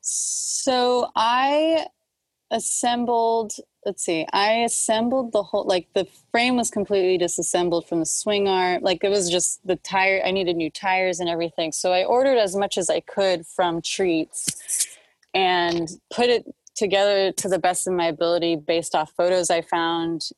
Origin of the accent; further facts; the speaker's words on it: Los Angeles, California, United States; also born or lived in Dallas; I grew up in Hollywood